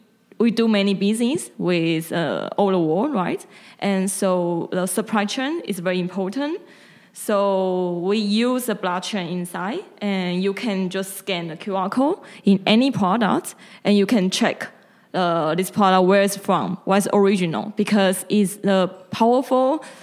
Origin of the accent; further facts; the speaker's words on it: Taiwan; English is a second language; So I'm from Taiwan